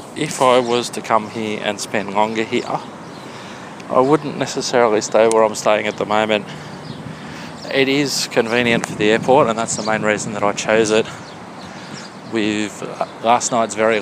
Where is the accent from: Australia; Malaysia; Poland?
Australia; being an Australian